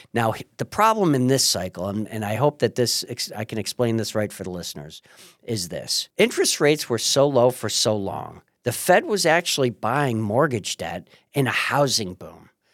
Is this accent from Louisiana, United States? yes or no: no; Marcellus, New York, United States; I'm from Marcellus.